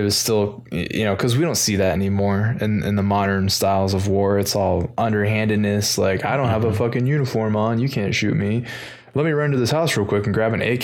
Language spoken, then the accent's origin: English; United States